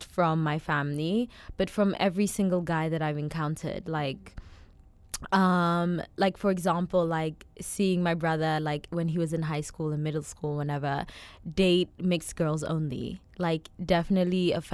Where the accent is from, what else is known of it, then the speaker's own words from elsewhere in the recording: South Africa; growing up, I can see how, like, my immediate environment, as well as, like, my household, as well as being South African